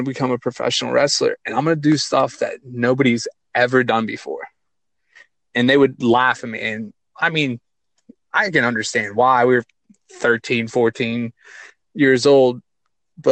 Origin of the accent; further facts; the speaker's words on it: California, Pennsylvania, United States; Little south of Pittsburgh, about 45-minute drive, right around the College of California, University of Pennsylvania.